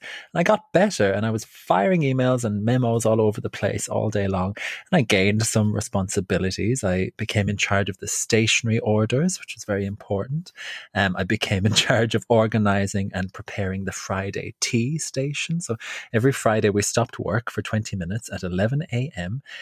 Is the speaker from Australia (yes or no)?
no; Ireland; now in London, United Kingdom; I'm um, from Ireland.